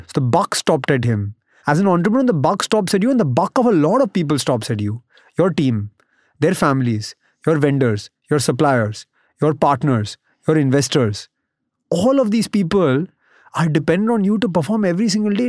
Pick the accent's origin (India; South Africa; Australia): India; Mumbai, Maharashtra; also born or lived in United States; I grew up in Bombay, went to college in the U S.